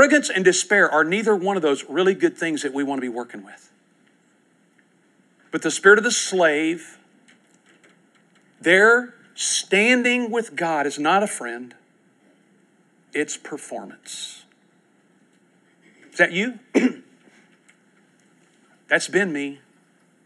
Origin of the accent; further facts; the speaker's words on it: United States; I'm an American